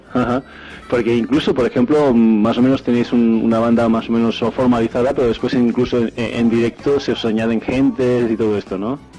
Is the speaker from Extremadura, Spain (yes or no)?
yes; Badajoz, Extremadura, Spain; yo, soy de Badajoz